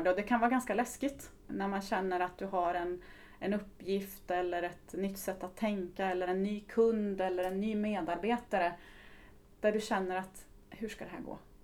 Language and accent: Swedish; Östersund, Jämtland, Sweden; moved away; also born or lived in Karlstad; kommer ifrån eh, Östersund eh, ursprungligen. Så att jag är norrlänning, surjämte brukar jag använda ibland